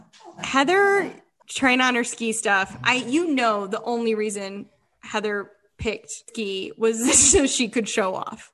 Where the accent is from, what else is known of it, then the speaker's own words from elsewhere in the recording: Utah, United States; I'm a tragedy, according to Heather, because I don't ski, and I'm from Utah.